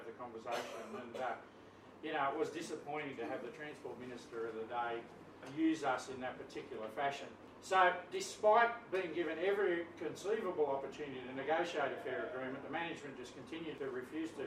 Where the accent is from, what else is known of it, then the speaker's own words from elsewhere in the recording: Australia; I'm an Australian